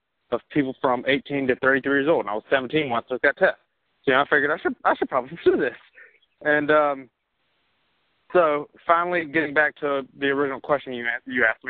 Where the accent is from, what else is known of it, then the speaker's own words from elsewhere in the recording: Mobile, Alabama, United States; moved away as an adult; also born or lived in High Point, North Carolina; now in Birmingham, United States; I'm from Mobile, Alabama, and now I am living in Birmingham, Alabama, and kind of North Carolina